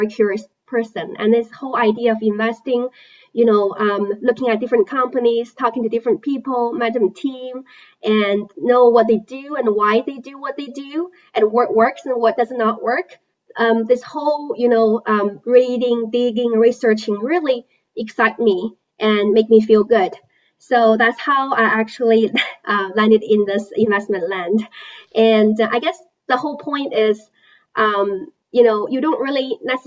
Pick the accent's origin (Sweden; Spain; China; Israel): China; moved away; I was born and raised in China.